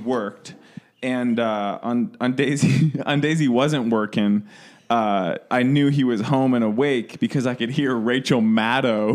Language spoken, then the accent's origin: English; Midwest, United States; also born or lived in Ohio; now in Colorado, United States; I'm from the Midwest